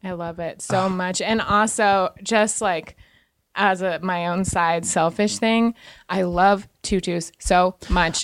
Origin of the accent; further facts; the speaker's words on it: Lander, Wyoming, United States; I'm from Wyoming